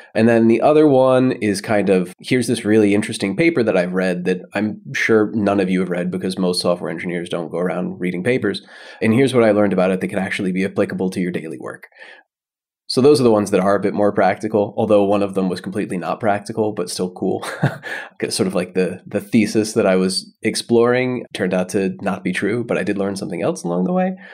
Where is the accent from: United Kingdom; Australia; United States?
United States; moved away as an adult; now in Berlin, Germany; I am American, but I live in Germany. I've lived in Berlin for seven years now.